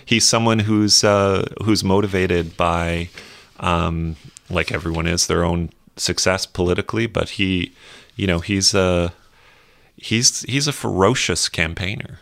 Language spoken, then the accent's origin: English; Canada; as a Canadian, a Canadian citizen, a private Canadian citizen these days